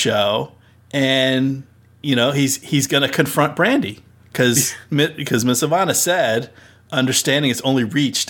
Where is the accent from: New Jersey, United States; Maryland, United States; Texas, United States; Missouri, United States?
New Jersey, United States; I grew up in Central Jersey